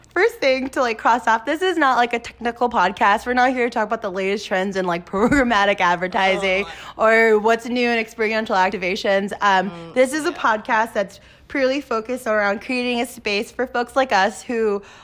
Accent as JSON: {"language": "English", "region": "California", "country": "United States", "tie": "born or raised there", "moved": "as an adult", "lives_now": "New York, United States", "said": "I'm born and raised in California, but migrated to the East, so New York based"}